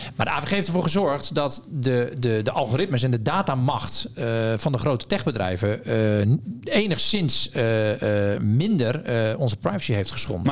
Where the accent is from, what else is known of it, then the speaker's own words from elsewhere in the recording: Zeeland, Netherlands; ik kom uit Zeeland